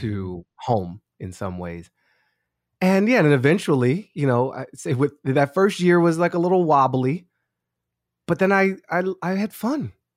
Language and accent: English; Washington, District of Columbia, United States; I grew up on Newton Street in Mount Pleasant, uh, Columbia Heights, the border of Sixteenth and Newton Street